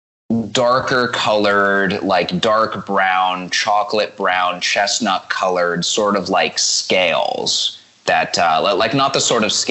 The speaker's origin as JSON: {"language": "English", "town": "Hamilton", "region": "Ontario", "country": "Canada", "tie": "born or raised there", "said": "where I grew up in Hamilton"}